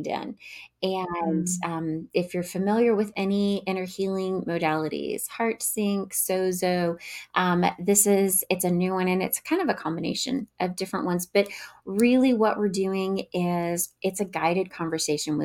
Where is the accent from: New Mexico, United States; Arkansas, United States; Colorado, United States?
Arkansas, United States; Northwest; I hail from Northwest Arkansas.